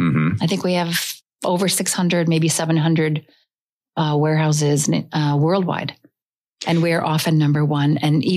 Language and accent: English; Burlington, Vermont, United States; moved away as an adult; also born or lived in Oahu, Hawaii; now in Maui, United States; Originally from Vermont, a seventh generation Vermonter.